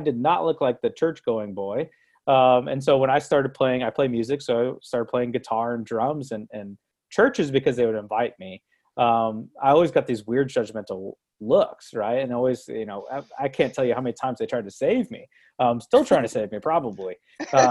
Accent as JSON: {"language": "English", "town": "Brooksville", "region": "Florida", "country": "United States", "tie": "born or raised there", "also_born_or_lived": "Owensboro, Kentucky", "moved": "as an adult", "lives_now": "Louisville, United States", "said": "I grew up in Brooksville, Florida, an hour north of Tampa"}